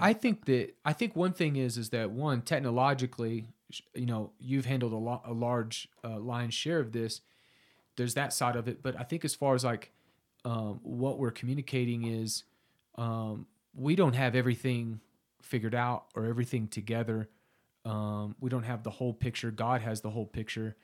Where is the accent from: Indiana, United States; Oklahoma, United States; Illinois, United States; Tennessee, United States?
Oklahoma, United States; Southern; I'm from Southern Oklahoma originally. Um, grew up there pretty pagan.